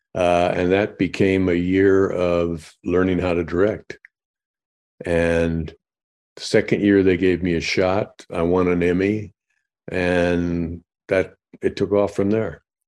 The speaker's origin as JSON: {"language": "English", "region": "Illinois", "country": "United States", "said": "I'm from Illinois"}